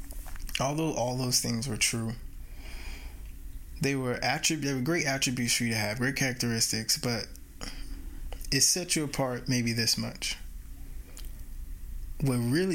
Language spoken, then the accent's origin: English; United States; I'm American, and when I mean American, of course, I mean Indigenous American